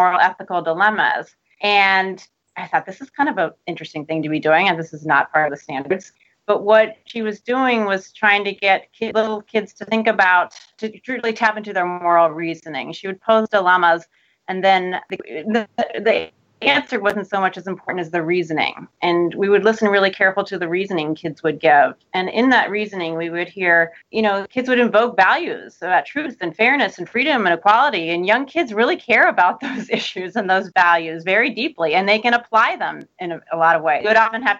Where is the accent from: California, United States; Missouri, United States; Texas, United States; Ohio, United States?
Ohio, United States; Cincinnati; moved away as an adult; also born or lived in Minnesota / Michigan; I grew up in Cincinnati, Ohio